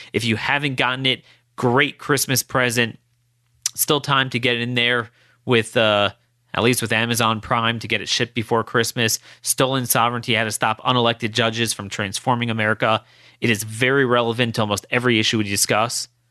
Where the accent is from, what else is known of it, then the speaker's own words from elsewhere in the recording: United States; as an American Jew